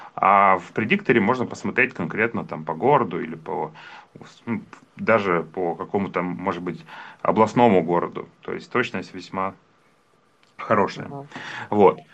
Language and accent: Russian; Yekaterinburg, Sverdlovsk Oblast, Russia; являюсь коренным екатеринбуржцем